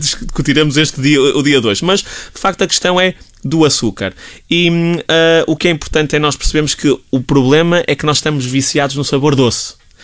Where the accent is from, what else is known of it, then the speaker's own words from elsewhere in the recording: Portugal; enquanto portugueses